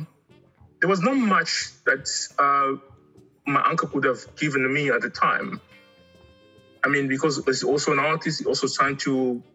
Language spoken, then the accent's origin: English; DR Congo; also born or lived in Angola; now in South Africa; Originally, I'm from Angola, but I grew up in the Congo. And I came to South Africa about 20 years ago.